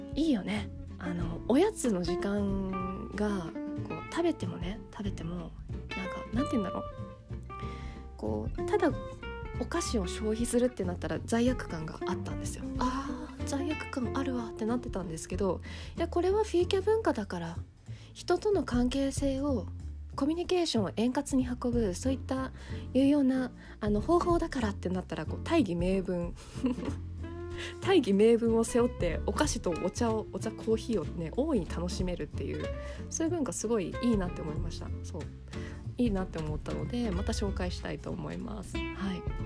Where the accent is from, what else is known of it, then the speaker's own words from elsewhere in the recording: Japan; 日本で生まれ育った